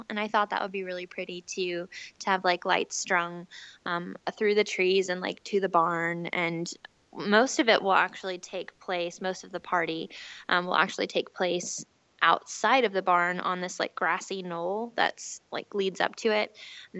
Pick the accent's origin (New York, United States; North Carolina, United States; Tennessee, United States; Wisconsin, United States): Tennessee, United States; And we're not, like, we're from Tennessee, but we're definitely not country folk. Like, I don't even have an accent.